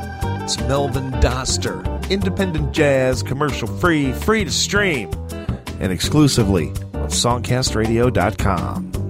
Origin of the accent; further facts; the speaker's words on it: Cleveland, Ohio, United States; follow me to Cleveland, of all places, my hometown.